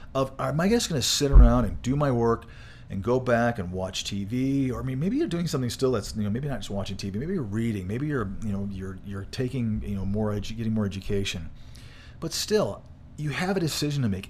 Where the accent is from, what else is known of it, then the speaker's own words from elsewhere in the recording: Michigan, United States; moved away; I grew up in Michigan